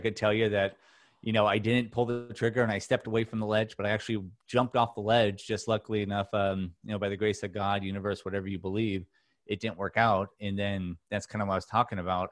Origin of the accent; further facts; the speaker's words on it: Newport Beach, California, United States; I grew up in Orange County, California, in Newport Beach